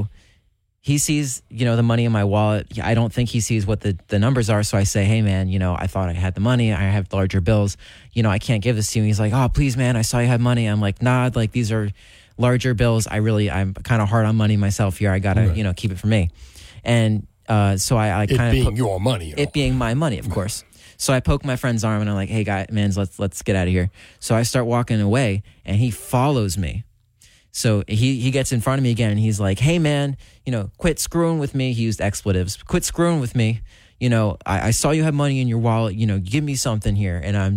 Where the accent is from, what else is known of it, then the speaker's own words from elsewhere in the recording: Hunterdon County, New Jersey, United States; I'm not a big city guy. I grew up in Hunterdon County